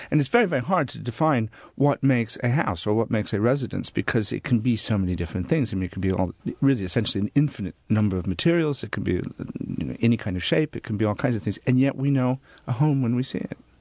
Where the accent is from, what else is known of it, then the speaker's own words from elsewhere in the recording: Des Moines, Iowa, United States; also born or lived in Norfolk, England; now in England; I grew up in Des Moines, Iowa